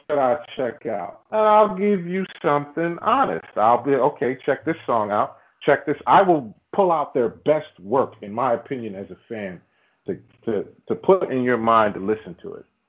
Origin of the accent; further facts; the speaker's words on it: New York City, New York, United States; I'm from Queens